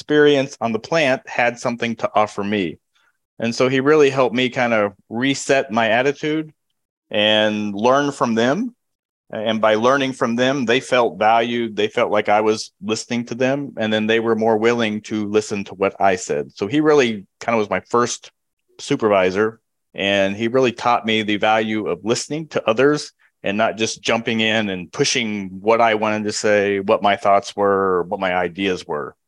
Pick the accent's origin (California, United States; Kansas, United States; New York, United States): Kansas, United States; moved away as an adult; now in Houston, United States; I'm from the Midwest, and in Kansas